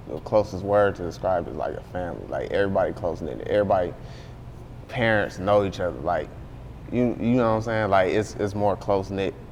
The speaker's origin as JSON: {"language": "English", "town": "Beecher", "region": "Michigan", "country": "United States", "tie": "born or raised there", "also_born_or_lived": "Flint, Michigan", "said": "I grew up in Beecher and I left and went to like this is a school called Southwestern."}